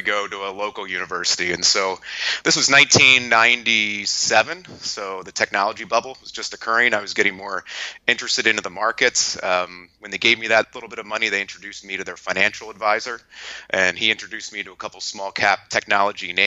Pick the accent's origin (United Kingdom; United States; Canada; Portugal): United States; Lancaster, Pennsylvania; I'm from Lancaster, Pennsylvania